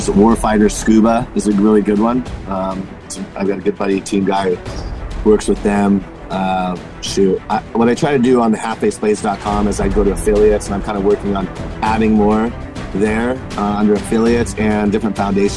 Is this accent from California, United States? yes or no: yes; Napa Valley, California, United States; I grew up in Napa Valley